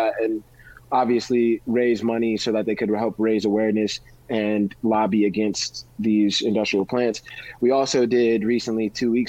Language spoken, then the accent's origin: English; New Orleans, Louisiana, United States; New Orleans made me, New Orleans raised me